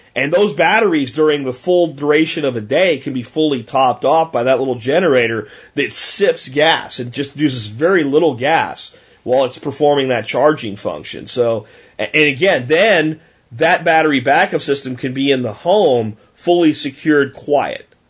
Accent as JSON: {"language": "English", "country": "United States", "said": "We're Americans first"}